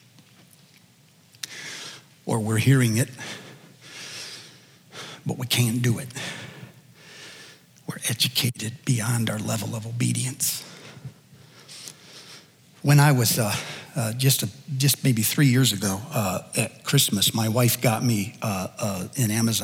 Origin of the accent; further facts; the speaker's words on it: United States; as an American